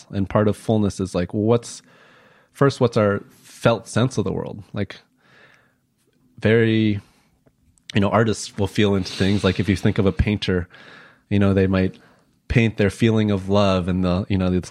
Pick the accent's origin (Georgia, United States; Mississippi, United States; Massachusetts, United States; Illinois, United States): Illinois, United States; Chicago; common thing as an asian american that i've been asked throughout my life is where are you from? And I'm from, I was born Illinois. In Illinois. yeah, I was born in Chicago.